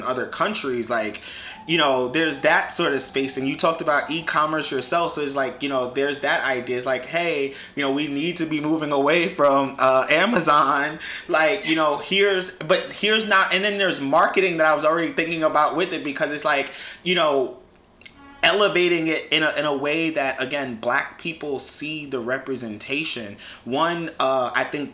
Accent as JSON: {"language": "English", "town": "New York City", "region": "New York", "country": "United States", "tie": "born or raised there", "said": "growing up in the Bronx"}